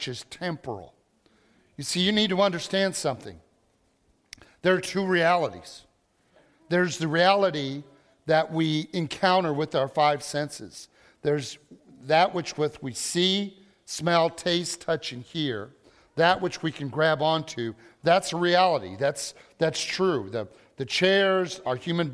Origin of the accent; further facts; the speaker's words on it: Illinois, United States; We are from Illinois, and we have been diehard Cubs fans for generations